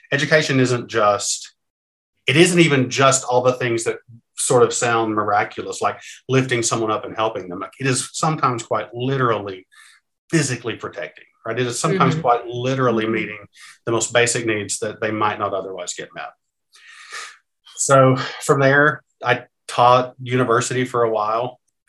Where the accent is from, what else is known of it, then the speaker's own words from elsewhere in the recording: Kentucky, United States; So I grew up in Eastern Kentucky. So that's sort of the Appalachian mountainy part.